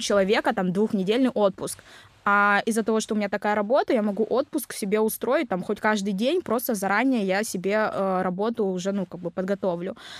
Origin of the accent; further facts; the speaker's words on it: Nevinnomyssk, Stavropol Krai, Russia; first language Vietnamese; moved away as an adult; also born or lived in Vietnam; now in Krasnodar, Russia; я родилась в Нивином Иске, это Ставропольский край, это небольшой совсем город